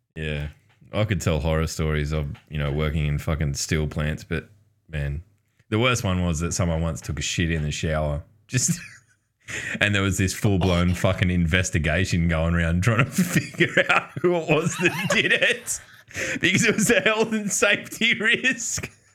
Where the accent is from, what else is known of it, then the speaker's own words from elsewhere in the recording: Newcastle, New South Wales, Australia; There was a pub in Newcastle, in my, where I live, my hometown.